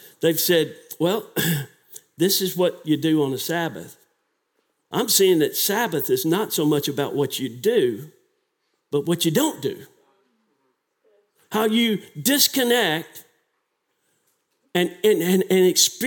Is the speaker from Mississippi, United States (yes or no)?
yes; Starkville, Mississippi, United States; Growing up in Starkville